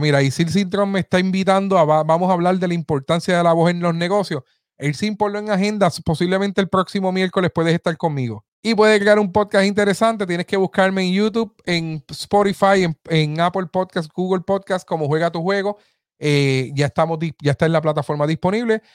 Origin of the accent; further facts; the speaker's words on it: Aibonito, Puerto Rico; ese es mi pueblo, el pueblo que me vio eh, crecer, así que aquí estoy desde ahí bonito, Puerto Rico